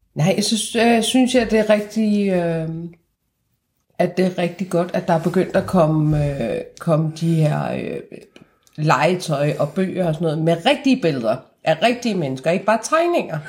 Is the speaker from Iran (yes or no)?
yes; Iran; now in Denmark; mig som iraner